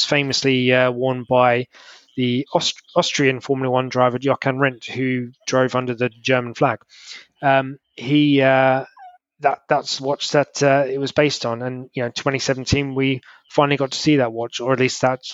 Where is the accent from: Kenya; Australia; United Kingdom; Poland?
United Kingdom; me being a Brit